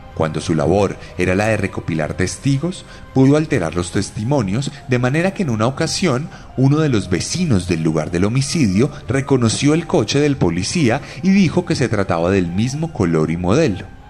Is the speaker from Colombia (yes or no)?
yes; Bogotá, Colombia; las voces que cada día se levantan más en mi ciudad y en Colombia entera.